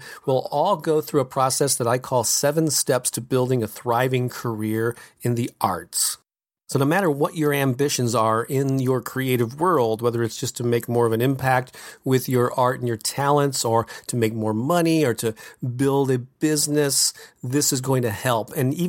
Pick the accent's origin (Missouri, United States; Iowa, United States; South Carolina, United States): Missouri, United States; St. Louis; This is an all-day event that I will be presenting in my hometown of St. Louis, Missouri on Saturday, November 14th.